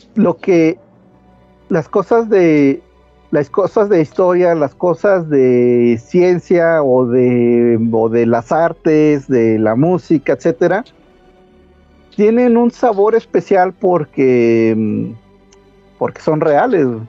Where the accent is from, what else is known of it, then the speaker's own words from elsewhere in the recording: Toluca, State of Mexico, Mexico; also born or lived in Metepec; now in Mexico City, Mexico; yo, yo crecí en, en Toluca, bueno, Toluca y Metepec